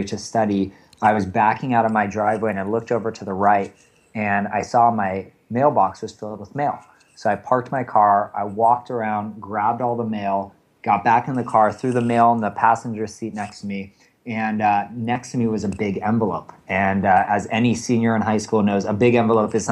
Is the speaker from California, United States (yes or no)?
yes; Bay Area, California, United States; now in San Francisco, United States; I'm actually from the Bay Area, which is fairly rare for those of us who now live in San Francisco